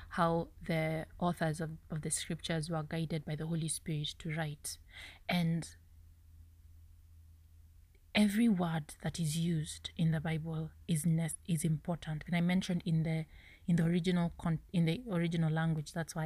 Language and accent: English; Kenya; English is a second language; I'm a Kenyan lady